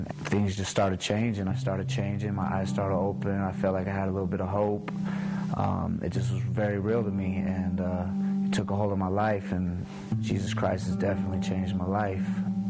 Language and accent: English; Salt Lake City, Utah, United States; I'm from Salt Lake City. I pretty much grew up kind of throughout my teens and my young life, kind of lost